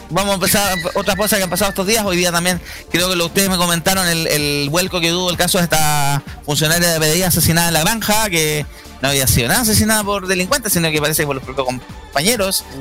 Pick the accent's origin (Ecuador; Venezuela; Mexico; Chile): Chile